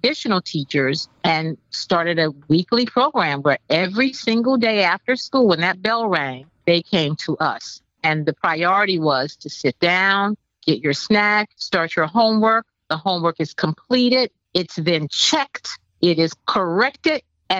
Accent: Miami, Florida, United States; I grew up in Liberty City in Miami, Florida.

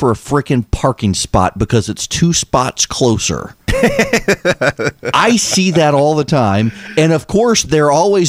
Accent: Dubai, United Arab Emirates; So when I was growing up overseas, growing up in Dubai, we had to have sex ed class in 8th and 9th grade.

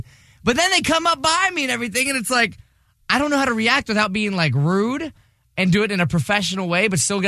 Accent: Vero Beach, Florida, United States; My hometown.

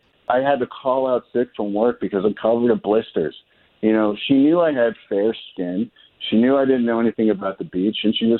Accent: Canada; now in United States; Yeah, I'm from Canada.

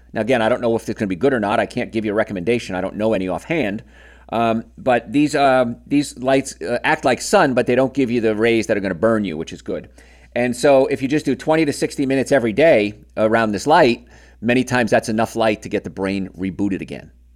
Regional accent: New York, United States; I grew up in New York, which is on the eastern end of the time zone

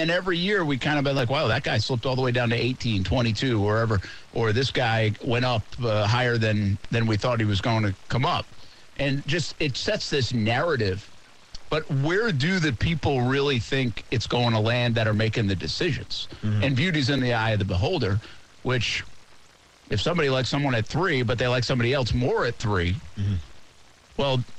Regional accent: Georgia, United States; I'm from Georgia

